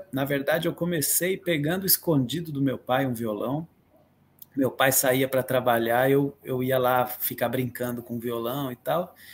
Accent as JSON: {"language": "Portuguese", "town": "Atibaia", "region": "São Paulo", "country": "Brazil", "tie": "born or raised there", "also_born_or_lived": "Guarujá", "said": "Porque eu nasci no Guarujá, e, mas logo cedo, assim, um ano, um ano e pouquinho, eu vim para Atibaia, que é onde eu moro hoje."}